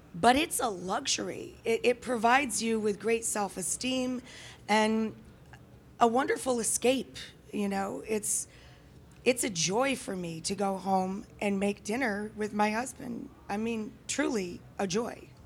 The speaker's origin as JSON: {"language": "English", "area": "the Adirondacks", "region": "upstate New York", "country": "United States", "said": "if I'm in upstate New York where I come from, that's, that's, I'm from the Adirondacks"}